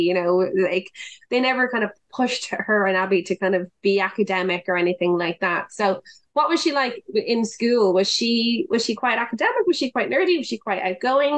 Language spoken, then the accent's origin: English; Dublin, Leinster, Ireland; I was from Dublin